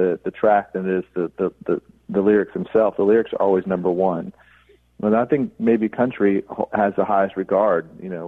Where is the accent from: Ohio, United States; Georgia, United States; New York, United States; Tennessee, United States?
Georgia, United States; Savannah; moved away; also born or lived in California; I'm from Savannah, Georgia, and I grew up in Pentecostal church